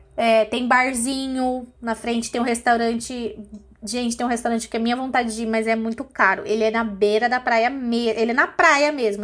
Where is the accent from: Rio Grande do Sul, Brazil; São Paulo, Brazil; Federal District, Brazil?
São Paulo, Brazil; eu sou caiçara